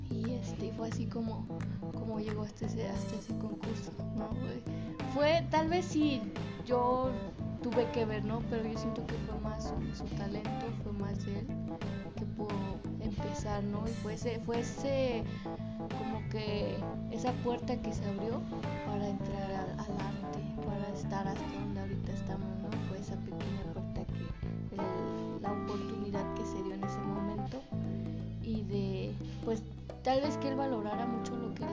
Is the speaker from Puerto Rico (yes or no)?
no; San Felipe del Progreso, State of Mexico, Mexico; de donde yo soy, de San Felipe del Progreso